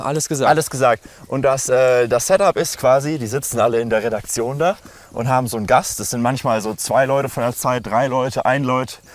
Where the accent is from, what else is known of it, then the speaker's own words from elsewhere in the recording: Lemgo, North Rhine-Westphalia, Germany; now in Berlin, Germany; bin jetzt in meiner Heimatstadt, in Lemgo, quasi in Lage, in Detmold